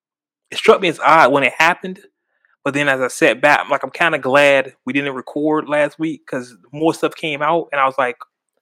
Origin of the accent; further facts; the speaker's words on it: Houston, Texas, United States; I'm from Houston, H-Town.